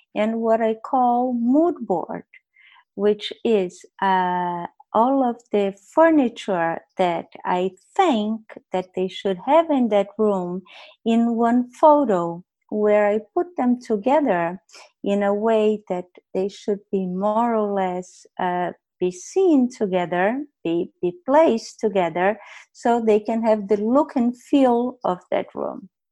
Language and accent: English; Brazil; moved away as an adult; I left Brazil when I was 21 years old